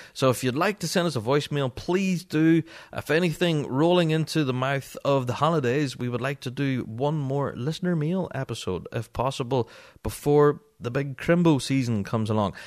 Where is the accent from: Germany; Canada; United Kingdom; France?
United Kingdom; Northern Ireland; I'm a Northern Irishman and English is not my first language.